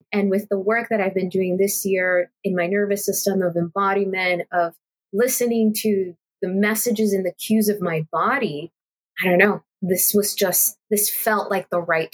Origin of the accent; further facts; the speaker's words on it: Los Angeles, California, United States; I'm from LA, I'm from California